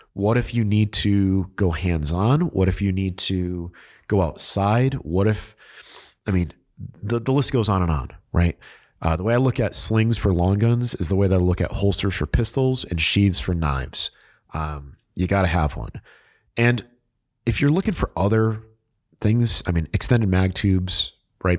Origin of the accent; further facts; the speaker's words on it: New England, United States; I'm from New England